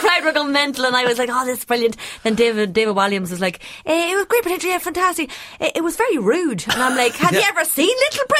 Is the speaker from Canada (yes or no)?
no; Monaghan, Ulster, Ireland; I said I was from Monaghan, you know, in Ireland